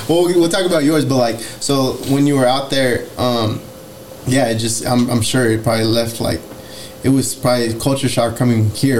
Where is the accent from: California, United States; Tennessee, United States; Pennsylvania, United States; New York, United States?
California, United States; the Bay Area; like, we're from the Bay, right?